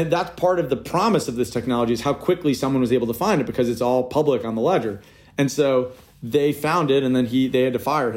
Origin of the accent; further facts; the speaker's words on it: New York, United States; I grew up in New York